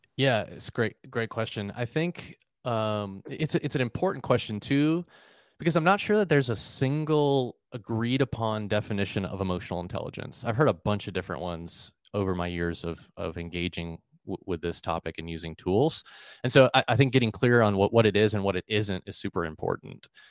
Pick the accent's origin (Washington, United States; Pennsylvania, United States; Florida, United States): Florida, United States; Melbourne; moved away as an adult; now in Jacksonville, United States; I grew up in Melbourne, Florida, which is a, a couple hours south of Jacksonville